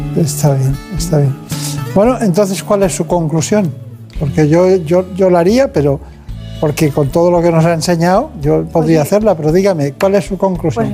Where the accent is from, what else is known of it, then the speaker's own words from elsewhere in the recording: Campanet, Balearic Islands, Spain; Yo de un pueblo que se llama Campanet, en Mallorca